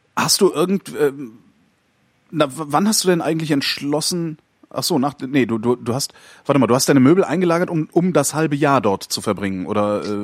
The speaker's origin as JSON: {"language": "German", "town": "Cologne", "region": "North Rhine-Westphalia", "country": "Germany", "moved": "as an adult", "said": "ich komme aus Köln"}